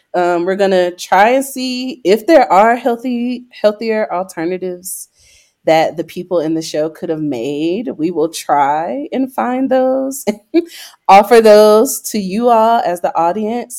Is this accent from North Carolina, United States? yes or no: yes; Greenville, North Carolina, United States; now in Denver, United States; I am from Greenville, North Carolina